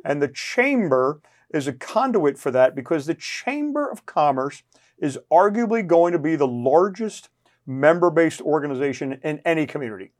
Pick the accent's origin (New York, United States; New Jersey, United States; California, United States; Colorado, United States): New Jersey, United States; now in Fort Walton Beach, United States; I'm from New Jersey